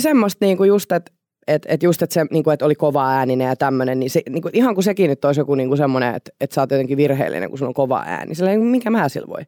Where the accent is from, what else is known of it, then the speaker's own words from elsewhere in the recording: Paimio, Southwest Finland, Finland; mä oon Paimiosta ja s- siellä niinku varttunut ja tota, siellä niinku yläasteet käynyt